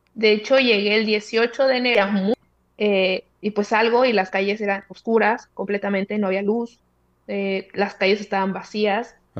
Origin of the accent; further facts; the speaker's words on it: Zamora, Michoacán, Mexico; moved away as an adult; also born or lived in Monterrey, Mexico; now in Cairo, Egypt; soy de Zamora, Michoacán